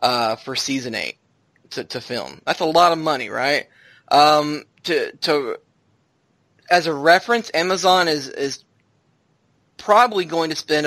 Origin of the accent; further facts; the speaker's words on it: Arkansas, United States; I'm from Arkansas